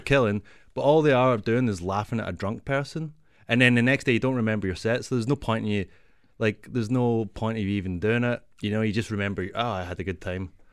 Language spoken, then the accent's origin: English; Glasgow, Scotland, United Kingdom; moved away as an adult; now in Toronto, Canada; I'm from Glasgow